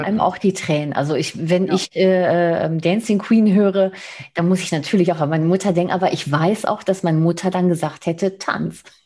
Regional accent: Spain; now in Germany; ich als Spanierin

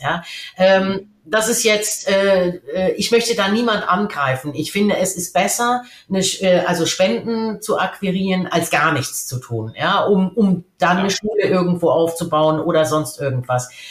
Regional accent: Germany; als Deutsche

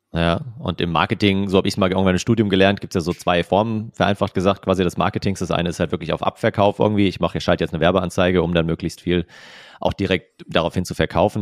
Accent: near Frankfurt, Hesse, Germany; ich komme ja auch aus Hessen eben, aus äh, Nähe von Frankfurt.

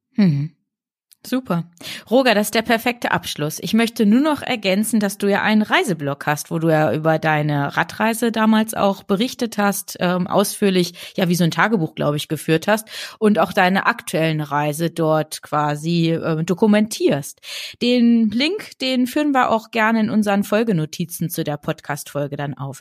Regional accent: Bad Lauterberg, Lower Saxony, Germany; Ich bin in Bad Lauterberg groß geworden, das ist ja im Südharz

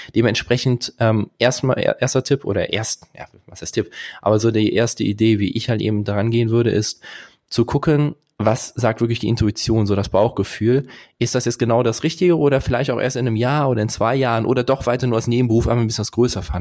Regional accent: Bornheim, North Rhine-Westphalia, Germany; ich komme aus Bornheim zwischen Köln und Bonn

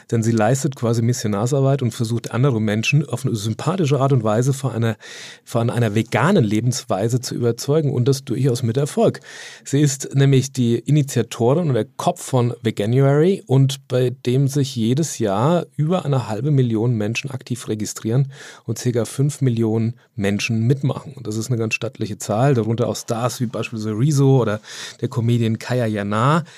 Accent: Hamburg, Germany; bei uns in Hamburg

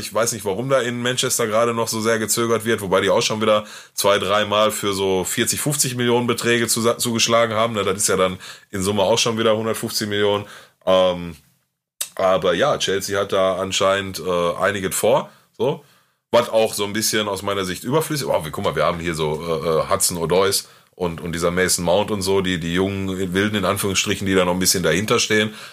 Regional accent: Gelsenkirchen, North Rhine-Westphalia, Germany; bei uns in Gelsenkirchen

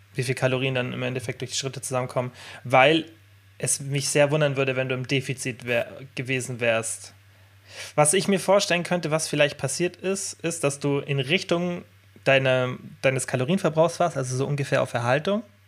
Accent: Bavaria, Germany; bei uns in Deutschland, ich meine bei uns in Bayern

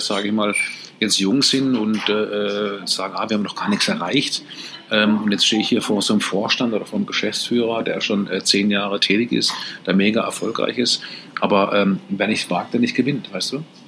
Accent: Karlsruhe, Baden-Württemberg, Germany; ich komme aus Karlsruhe, ist natürlich viel, viel kleiner

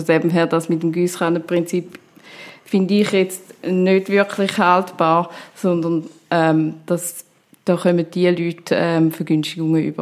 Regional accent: Stammheim, Zurich, Switzerland; now in Zurich, Switzerland; Ich bin aber aufgewachsen in Stammheim, ähm, im Wieland, auf dem Land, auf dem Bauernhof.

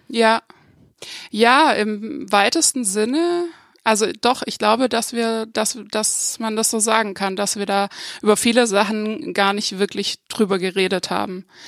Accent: Upper Swabia, north of Lake Constance, Baden-Württemberg, Germany; now in Freiburg, Germany; ich komme aus dem Oberschwäbischen, nördlich vom Bodensee, ähm, aus einer Kleinstadt

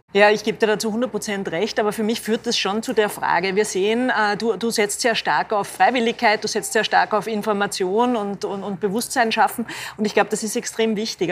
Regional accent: Linz, Upper Austria, Austria; ich stamme aus Linz

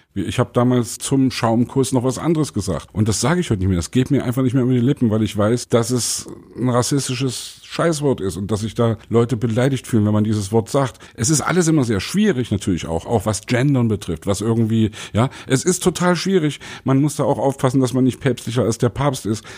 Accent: the East, eastern Germany, Germany; ich, der aus dem Osten kommt

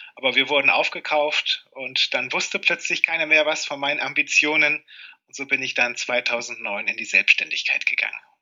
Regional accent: Cuxhaven, Lower Saxony, Germany; now in Lingen, Germany; geboren wurde ich in Cuxhaven und bin Niedersachsen immer treu geblieben

